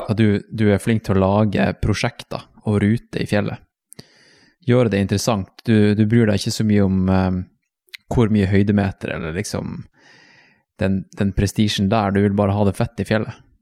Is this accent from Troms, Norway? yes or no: yes; Tromsø, Troms, Norway; moved away; når jeg vokste opp i Tromsø